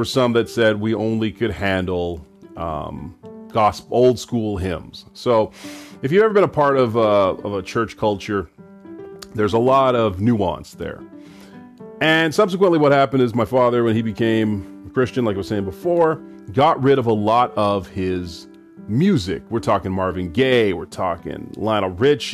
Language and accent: English; Canada; I was raised in Canada in the 80s and the 90s by Caribbean parents who traveled from Trinidad and Grenada